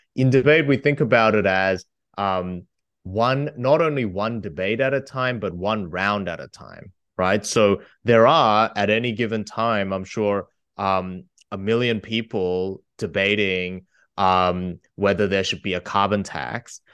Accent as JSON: {"language": "English", "country": "Australia", "said": "I come from Australia"}